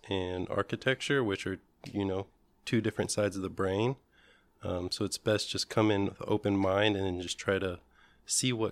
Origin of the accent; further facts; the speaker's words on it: Indianapolis, Indiana, United States; I grew up here in Indiana, in Indianapolis.